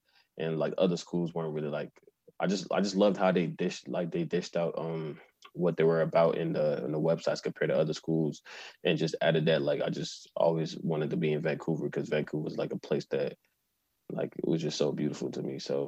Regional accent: Nigeria; moved away as an adult; now in Canada; So after that, after I graduated from high school in Nigeria, I moved to Canada and decided I wanted to be an athlete.

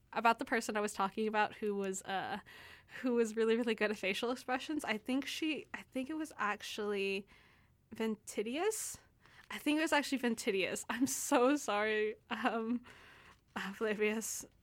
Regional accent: Texas, United States; now in Canada; I'm from Texas, so, um, we're very much known for, like, our Tex-Mex food

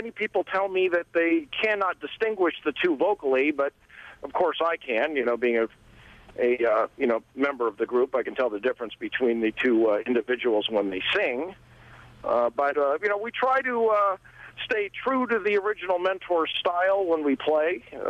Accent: Seattle, Washington, United States; growing up in Seattle.

